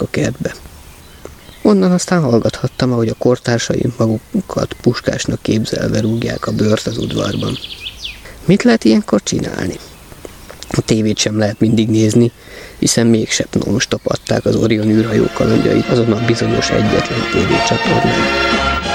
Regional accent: Budapest, Hungary; itt lent a földön Budapesten kiderült, csípőficamban születtem

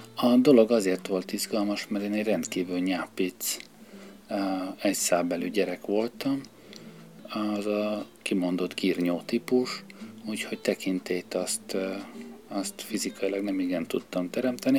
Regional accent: Budapest, Hungary; tősgyökeres Pesti gyerek vagyok, sok generációra visszamenőleg, úgyhogy én nekem Budához már térkép kell, Pesten vagyok otthon

